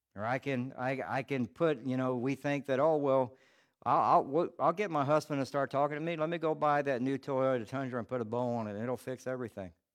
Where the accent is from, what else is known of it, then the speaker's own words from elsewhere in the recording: Charleston, South Carolina, United States; I'm from Charleston, South Carolina